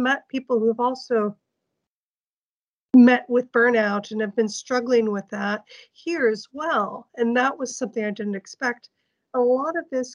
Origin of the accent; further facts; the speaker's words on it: United States; now in Norway; I'm an American, but I'm now living in Norway